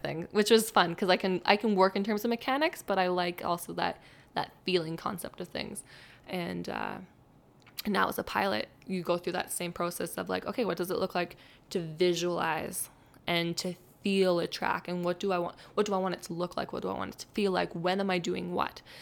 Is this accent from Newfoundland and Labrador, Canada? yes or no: no; Barrhead, Alberta, Canada; I grew up in Barnard